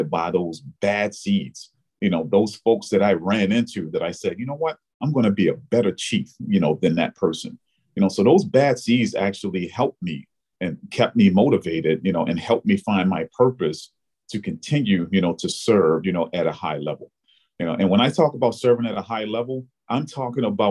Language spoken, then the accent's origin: English; Baltimore, Maryland, United States; moved away as an adult; now in New York, United States; I was born and raised in Baltimore, Maryland